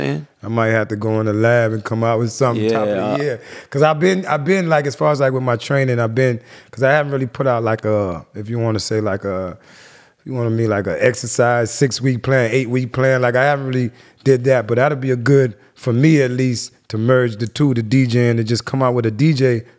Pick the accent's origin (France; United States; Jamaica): Jamaica; I'm Jamaican. I grew up around Rastas and so it's real, you know what I mean?